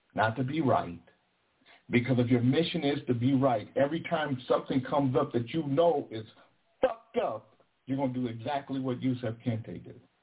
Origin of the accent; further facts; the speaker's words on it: Sacramento, California, United States; I'm from Del Paso motherfucking Heights. I'm from Country Club Crest